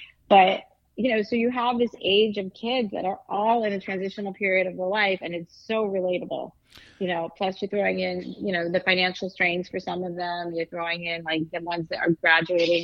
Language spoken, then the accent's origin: English; East Coast, United States; I'm from the East Coast